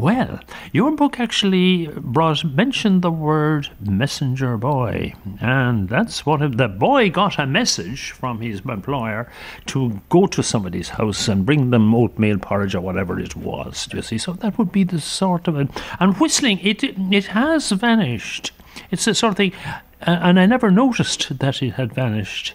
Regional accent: Limerick, Munster, Ireland; I grew up in Limerick, and in Limerick we had messenger boys

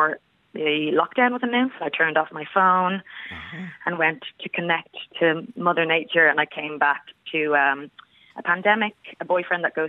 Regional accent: Howth, Leinster, Ireland; growing up in Howth

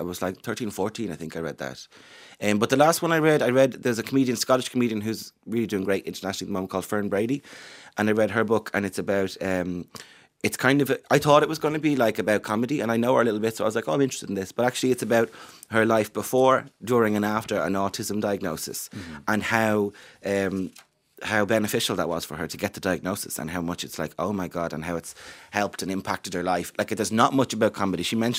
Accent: Ireland

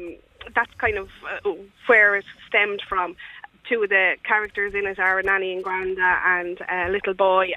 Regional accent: Naas, County Kildare, Ireland; I'm from Naas, County Kildare

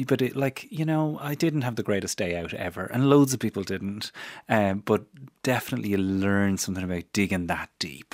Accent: Newbridge, Leinster, Ireland; my hometown of Newbridge

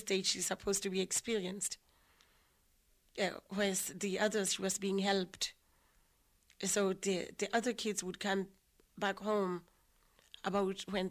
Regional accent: Lesotho; moved away as an adult; now in Ireland; I grew up in a little place called Harabushuri

